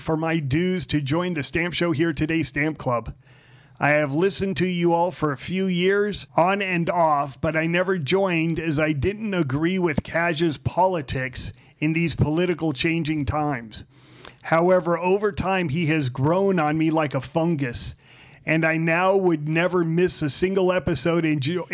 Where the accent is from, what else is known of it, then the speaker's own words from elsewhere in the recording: Southern California, United States; now in Las Vegas, United States; I grew up in Southern California, and now we live in Las Vegas